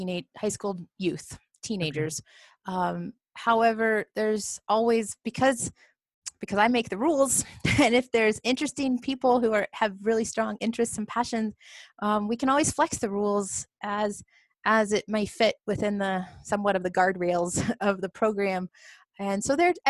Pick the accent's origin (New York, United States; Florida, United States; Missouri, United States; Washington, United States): Missouri, United States; Southwest; moved away as an adult; also born or lived in Colorado; now in Carbondale, United States; I grew up in Missouri.